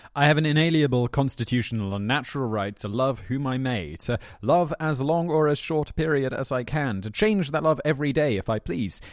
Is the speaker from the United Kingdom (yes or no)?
yes; United Kingdom; as a British man